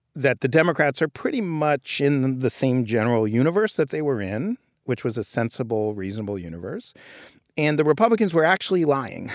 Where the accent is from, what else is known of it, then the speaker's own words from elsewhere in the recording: New York City, New York, United States; I grew up in Greenwich Village and I, in New York